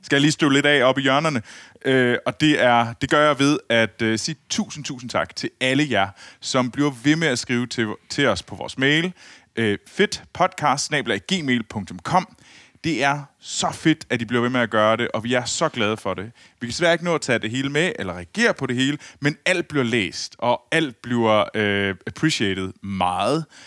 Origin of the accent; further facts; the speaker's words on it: Herning, Central Denmark Region, Denmark; jeg kommer jo fra Herning